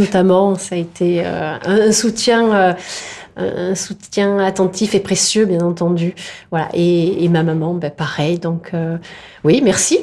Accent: Provence-Alpes-Côte d'Azur, France; also born or lived in Indre-et-Loire; il n'y en a pas chez nous en Provence

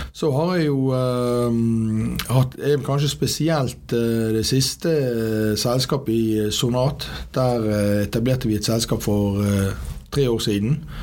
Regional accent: Bergen, Vestland, Norway; Født og oppvokst på Landås

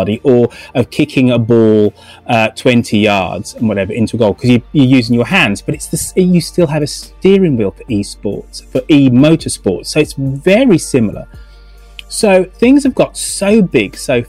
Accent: England, United Kingdom; now in London, United Kingdom; I'm English

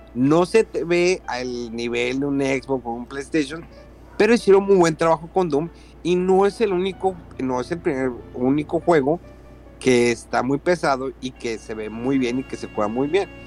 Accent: Mexico; now in Japan; como buenos mexicanos

